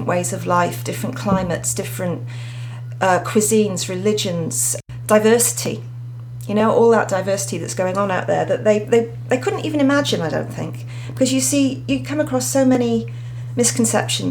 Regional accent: Wales, United Kingdom; moved away as an adult; also born or lived in Australia; now in Queensland, Australia; I'm actually from Wales, UK

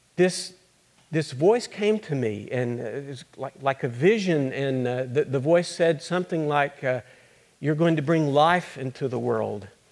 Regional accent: Littlefield, Texas, United States; I grew up in Littlefield, Texas

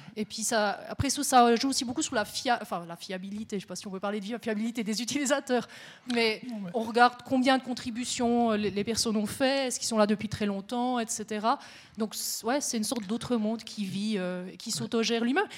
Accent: Neuchâtel, Switzerland; now in Biel/Bienne, Switzerland; je suis neuchâteloise aussi. J'habite à Bienne

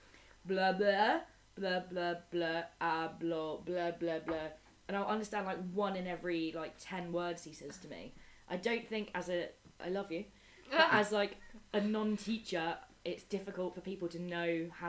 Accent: England, United Kingdom; I've said to my Spanish friends, like, how does everybody know I'm English?

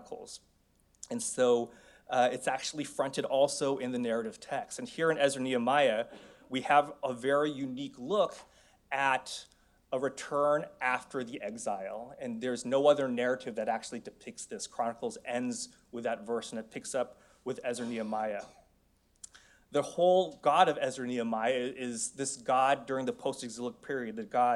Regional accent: San Francisco, California, United States; moved away as an adult; also born or lived in Korea; growing up in the San Francisco Bay Area, I was one of three Asians in my elementary school

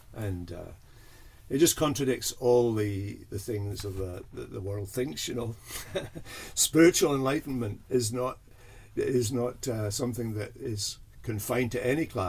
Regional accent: Scotland, United Kingdom; also born or lived in Canada / Airdrie; So yeah, well, I'm from Scotland. So when we went to Canada, actually, we were in Canada for 4 years, and then we came back because of family things and went to Airdrie, which was a mining, an old mining village

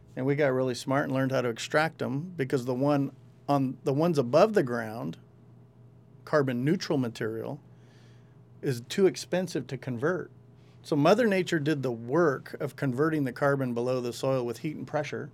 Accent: El Rio, California, United States; I grew up with them in El Rio. We, we all grew up in El Rio

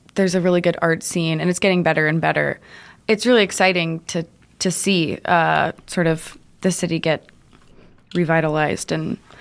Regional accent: Cincinnati, Ohio, United States; also born or lived in Brooklyn, New York; now in New York City, United States; I'm from Cincinnati, but mm. um, I was in like I was in an area called Westchester, just outside of Cincinnati, and it's very farmy, less farmy than when I was a kid. But when I was growing up, we lived on a farm.

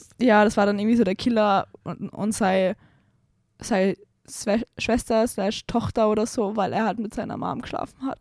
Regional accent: Salzburg, Austria; ich komme aus Salzburg, in meiner Heimatstadt Salzburg

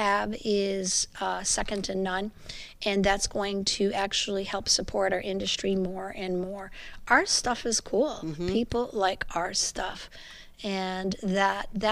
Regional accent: Montreal, Quebec, Canada; I'm a Quebecois

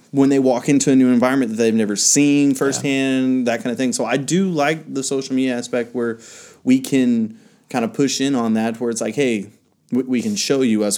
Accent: the Bible Belt, United States; where I grew up here in the Bible Belt

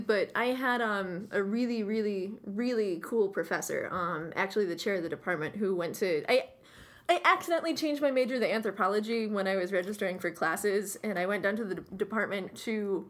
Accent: Sherrill, New York, United States; I am from Sherrill, New York, which is the county's third city.

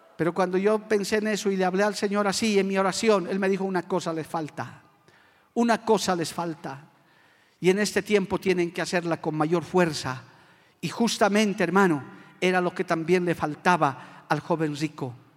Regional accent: Bolivia; como bolivianos

